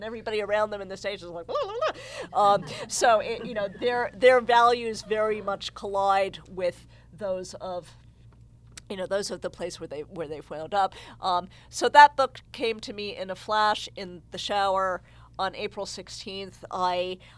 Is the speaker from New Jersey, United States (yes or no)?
yes; New Jersey, United States; I'm a white girl from New Jersey